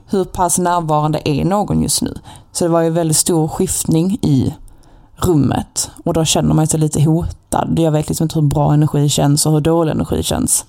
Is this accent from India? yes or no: no; Malmö, Skåne, Sweden; accent: Skåne dialect